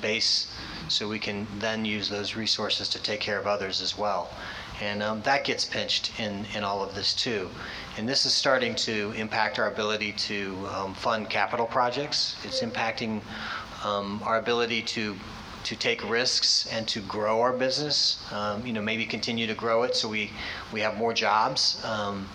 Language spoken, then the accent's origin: English; Illinois, United States; moved away as an adult; also born or lived in Minnesota / Wisconsin; I'm from Illinois. I did spend 14 years in Minnesota and Wisconsin, and came back about 20 months ago for this opportunity to work back in my home state